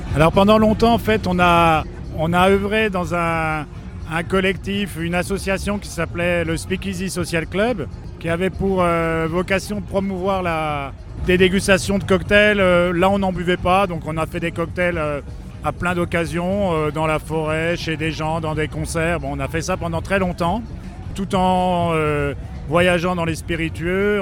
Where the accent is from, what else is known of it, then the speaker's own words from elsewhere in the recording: Besançon, Bourgogne-Franche-Comté, France; on est de Besançon